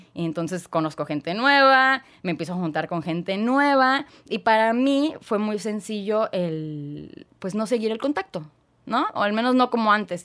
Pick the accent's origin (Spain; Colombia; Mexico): Mexico; Tijuana, Baja California; also born or lived in Guadalajara, Jalisco; yo nací en Guadalajara, Jalisco. Y a los siete años de vida, pues ya nos venimos a vivir toda la familia a Tijuana